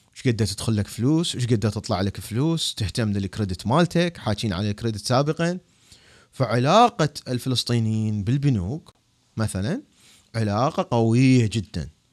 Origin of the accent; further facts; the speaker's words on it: Iraq; انا عراقي